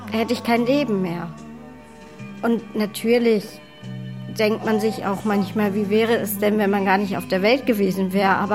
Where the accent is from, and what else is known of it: Hamburg, Germany; born or raised there; also born or lived in Namibia